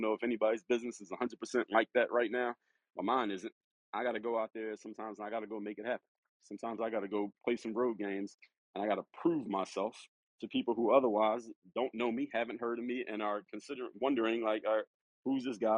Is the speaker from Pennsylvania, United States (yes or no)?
yes; Philadelphia, Pennsylvania, United States; I'm actually from Philadelphia